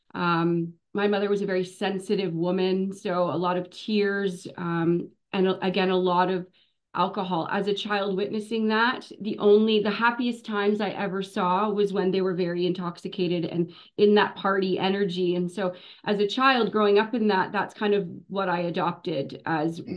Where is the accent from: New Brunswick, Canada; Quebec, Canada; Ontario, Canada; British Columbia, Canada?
Ontario, Canada; North Shore of Lake Superior, Northern; now in Sunshine Coast, Canada; I was born in Northern Ontario. I grew up uh, in on the North Shore of Lake Superior, about oh, wow, two okay. hours east of Thunder Bay in a little tiny hmm. town